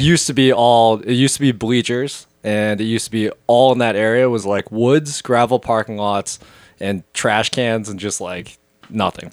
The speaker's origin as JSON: {"language": "English", "town": "Wrentham", "region": "Massachusetts", "country": "United States", "tie": "born or raised there", "moved": "as an adult", "lives_now": "Philadelphia, United States", "said": "I even grew up like kind of like you guys. Like I was like half an hour outside of Boston"}